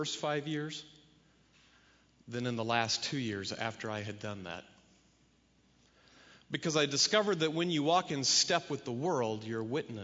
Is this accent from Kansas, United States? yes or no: yes; Kansas, United States; moved away; I was from Kansas